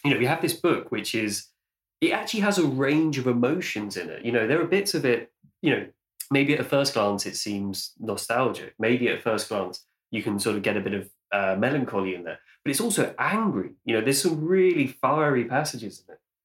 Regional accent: London, United Kingdom; growing up in London

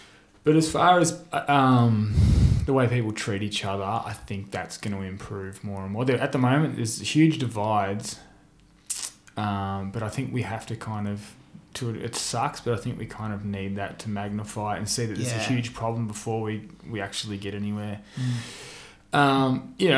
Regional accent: Miami, Florida, United States; Like, I remember when I grew up in Miami, a couple of blocks from here, eating dinner and seeing the Gulf War on the news.

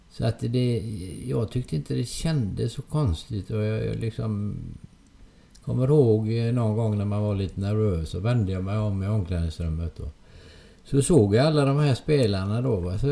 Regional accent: Hönö, Västra Götaland, Sweden; Det var lite längre färdresa på den tiden. Eh, då fick man först cykla från Hönö till Öckerö som färjan gick då.

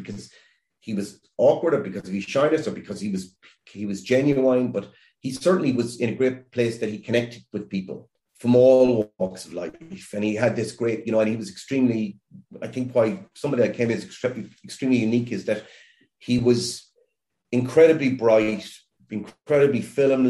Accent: Ireland; as an Irish person

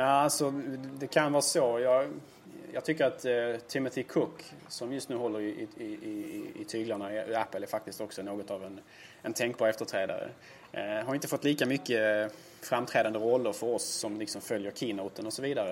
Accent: Helsingborg, Skåne, Sweden; I min hemstad Helsingborg

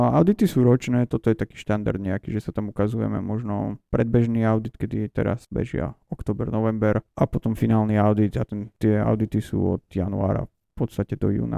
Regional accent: Slovakia; moved away as an adult; now in Los Angeles, United States; som z nejakého Slovenska

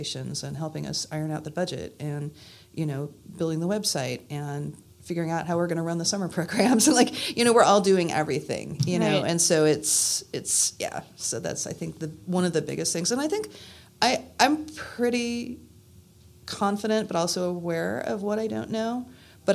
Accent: Santa Cruz, California, United States; now in Burlington, United States; I was born originally in Santa Cruz, California

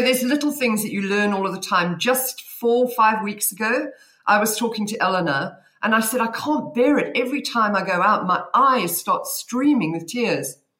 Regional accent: South Africa; accent: South African; now in Cheltenham, United Kingdom; You should be able to tell my accent because I think I'm the only South African in the room.

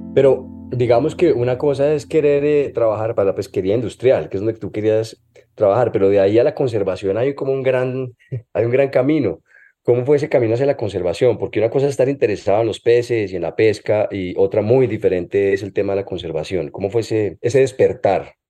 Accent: Colombia; moved away as an adult; Yo cuando estaba en Colombia, aquí en la universidad

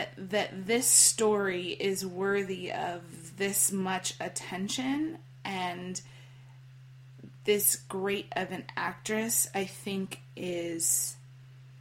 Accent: Iowa, United States; I actually grew up in the Midwest. I grew up in Iowa

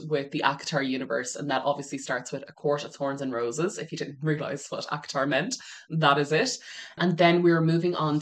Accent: Ireland; now in Edinburgh, United Kingdom; I am from Ireland

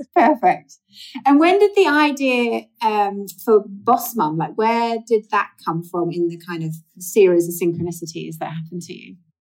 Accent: England, United Kingdom; I'm from England

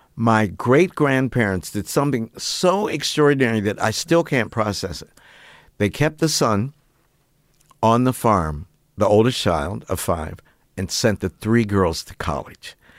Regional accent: Piedmont, West Virginia, United States; moved away as an adult; growing up in West Virginia was as important to my identity formation as being an African-American

